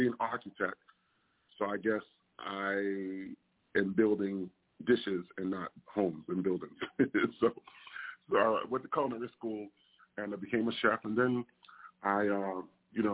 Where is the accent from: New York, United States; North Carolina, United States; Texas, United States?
New York, United States; New York City; I'm originally from Staten Island, New York, born and raised